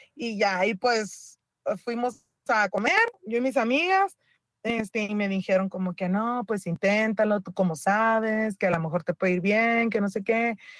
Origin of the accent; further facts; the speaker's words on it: Mexicali, Baja California, Mexico; yo soy de Mexicali